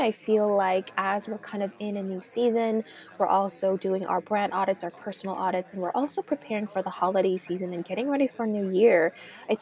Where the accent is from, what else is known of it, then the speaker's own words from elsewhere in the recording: California, United States; also born or lived in Miami, Florida; now in New York City, United States; Growing up in California and also living in Florida for some time, it was always sunshine.